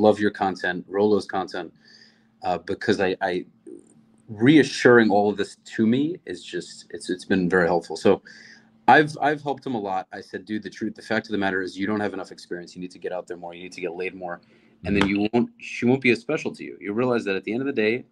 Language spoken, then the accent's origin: English; New York, United States; moved away as an adult; now in Florida, United States; I grew up in New York. I moved here 4 years ago